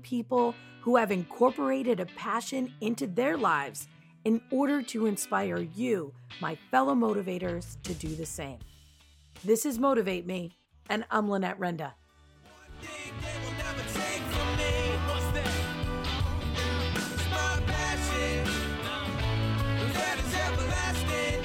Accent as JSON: {"language": "English", "region": "New Jersey", "country": "United States", "said": "I'm from New Jersey"}